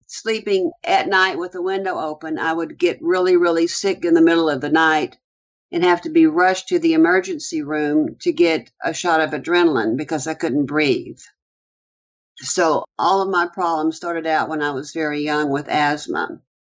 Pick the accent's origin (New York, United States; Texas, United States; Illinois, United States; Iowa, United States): Texas, United States; Houston; I grew up in the Houston area on the east side of Houston, close to the Houston Ship Channel.